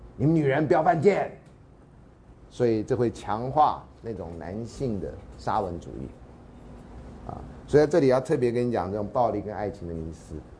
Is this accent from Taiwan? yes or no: yes; Taiwan; 我们台湾话